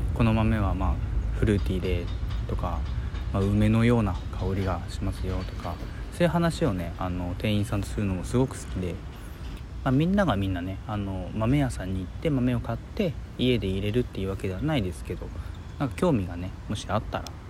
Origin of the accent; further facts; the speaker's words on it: Hiroshima, Japan; 広島生まれ広島県民ですよ